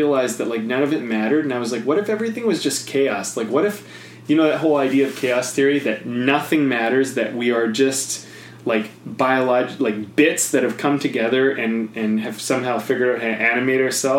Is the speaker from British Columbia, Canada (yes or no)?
yes; Penticton, British Columbia, Canada; Penticton, actually, which is a nice little town.